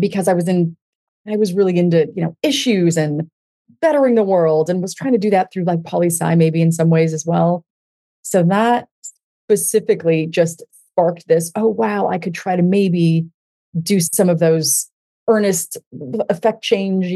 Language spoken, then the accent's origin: English; Denver, Colorado, United States; I grew up in Denver, Colorado